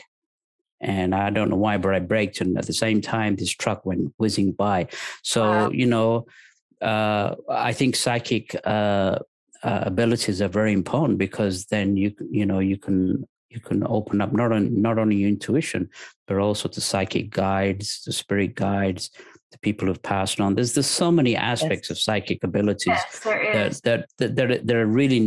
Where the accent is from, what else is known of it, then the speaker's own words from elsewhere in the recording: England, United Kingdom; moved away as an adult; also born or lived in Lahore, Pakistan; now in United States; I'm originally from Pakistan, but I was raised in England since the age of three.